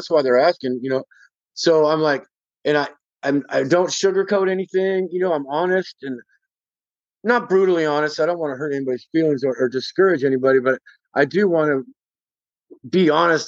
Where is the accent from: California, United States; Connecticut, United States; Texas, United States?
California, United States; Bay Area; We're all from the Bay Area